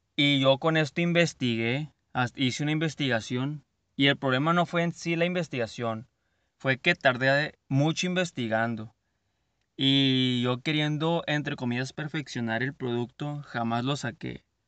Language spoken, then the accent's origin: Spanish; Culiacán, Sinaloa, Mexico; Así decimos aquí en Sinaloa. No les haya dicho, soy de Culiacán, Sinaloa.